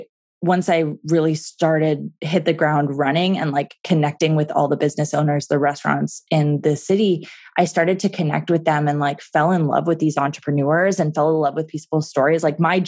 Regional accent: Vancouver, British Columbia, Canada; now in Calgary, Canada; I was from Vancouver and I just moved to Calgary and I didn't really know this city very well.

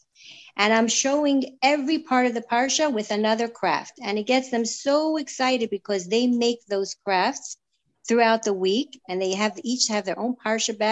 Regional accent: New York City, New York, United States; now in Toronto, Canada; I grew up in Crown Heights, the youngest of a large family

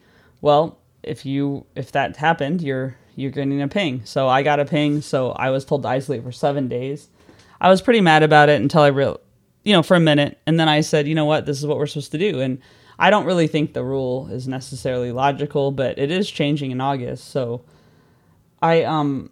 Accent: United States; now in London, United Kingdom; I spent July 4th as an American in London

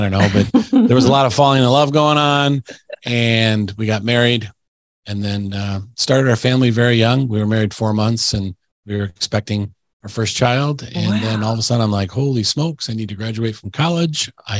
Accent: Plymouth, Michigan, United States; also born or lived in Ann Arbor, Michigan; I was born in Ann Arbor, and then my parents raised me in a little town in Michigan called Plymouth. And lived there my whole life.

